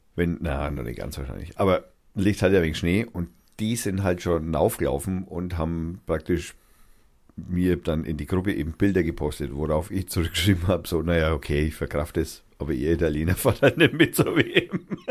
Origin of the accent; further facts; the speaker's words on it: Germany; als Deutscher